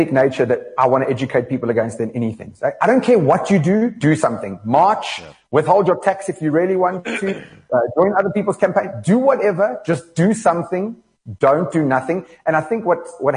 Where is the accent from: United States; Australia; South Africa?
South Africa; I'm just a South African citizen.